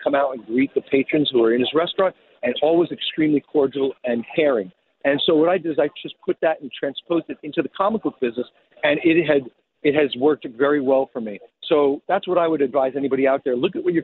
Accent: New York City, New York, United States; I grew up in Rockaway Beach, Queens, in New York

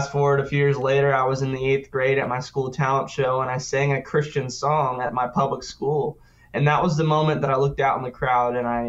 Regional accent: Sioux Falls, South Dakota, United States; now in Nashville, United States; I was from Sioux Falls, South Dakota

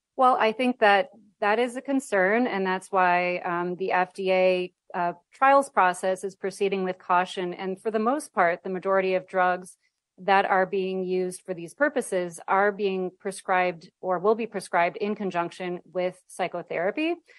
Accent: Midwest, United States; now in California, United States; I'm from the Midwest, and so when I go home

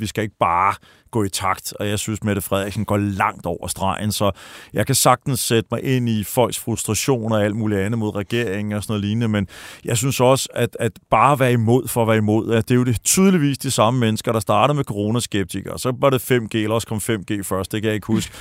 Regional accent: Denmark

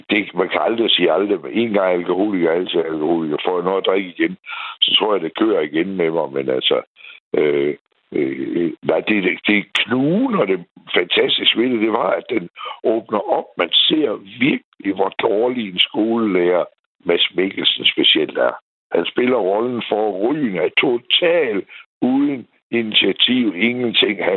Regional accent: Aarhus, Central Denmark Region, Denmark; jeg er jo fra Aarhus her.

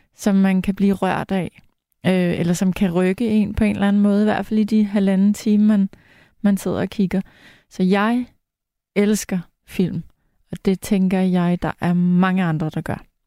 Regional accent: Farum, Capital Region of Denmark, Denmark; jeg er vokset op i Farum, som ligger lige ved siden af Lynge

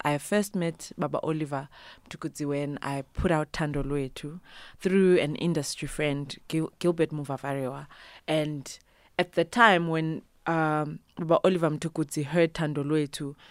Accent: Bulawayo, Zimbabwe; first language Ndebele; English is a second language; also born or lived in Eastern Cape, South Africa; now in South Africa; I am originally from Zimbabwe, right? I was born and bred Kobulawayo.

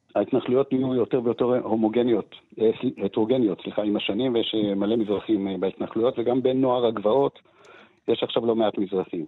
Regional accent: Jerusalem, Jerusalem District, Israel; אבישי ואני גדלנו באותו, באותו מיליה, שזה מיליה של הציונות הדתית אה, בירושלים

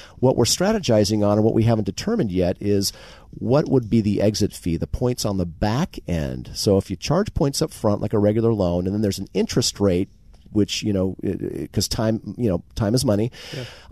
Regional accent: Marin County, California, United States; I'm born and raised in Marin County

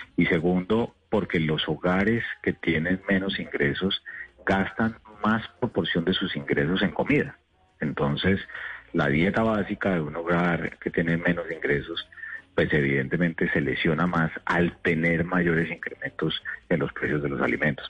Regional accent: Colombia; como colombiano

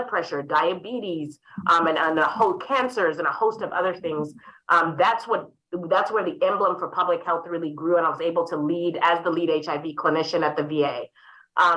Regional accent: Harare, Zimbabwe; now in St. Louis, United States; I was raised in Harare, Zimbabwe

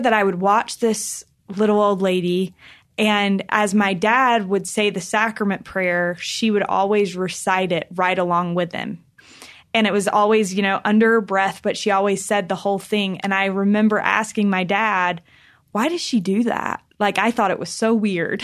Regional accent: North Carolina, United States; I grew up in North Carolina

